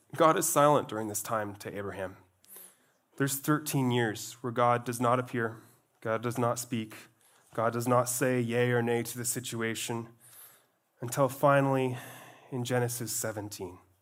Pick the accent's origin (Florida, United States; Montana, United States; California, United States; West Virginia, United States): Montana, United States; Glacier National Park; I grew up in Glacier National Park, where I was surrounded by mountains and mountains.